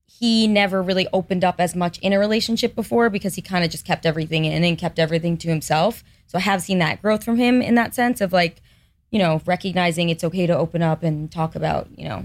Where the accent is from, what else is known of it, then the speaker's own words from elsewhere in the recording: Manhasset, New York, United States; So, Manhasset on Long Island.